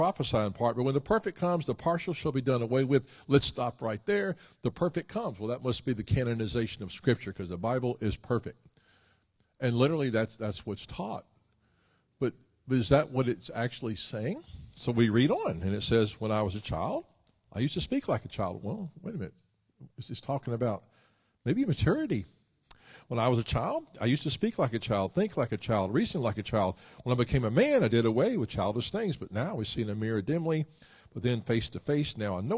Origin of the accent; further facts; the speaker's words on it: Memphis, Tennessee, United States; Memphis, which is my hometown